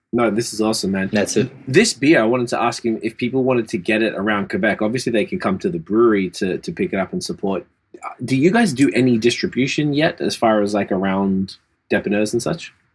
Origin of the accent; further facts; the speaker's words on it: Australia; now in Canada; as an Australian